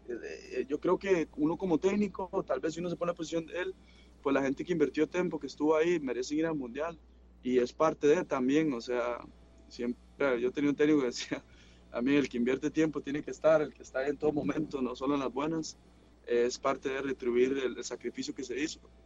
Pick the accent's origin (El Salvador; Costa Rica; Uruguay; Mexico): Costa Rica; Liberia, Guanacaste; moved away as an adult; now in Bochum, Germany; el lugar de donde salí, mi pueblo